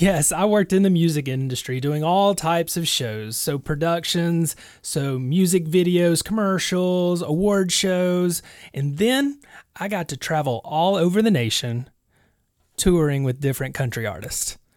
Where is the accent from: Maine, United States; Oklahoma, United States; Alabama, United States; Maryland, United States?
Alabama, United States; also born or lived in Nashville; In my hometown.